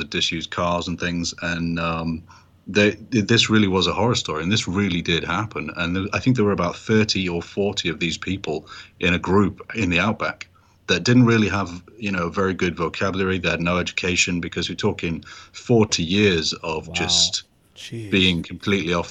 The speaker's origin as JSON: {"language": "English", "country": "United Kingdom", "moved": "yes", "lives_now": "United States", "said": "As a British guy who, you know, now lives in America"}